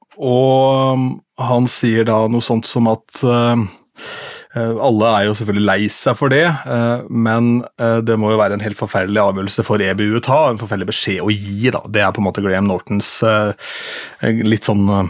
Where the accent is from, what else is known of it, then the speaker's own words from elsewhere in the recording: Askim, Viken, Norway; moved away; jeg gjør min første offentlige opptreden som DJ hjemme i Askim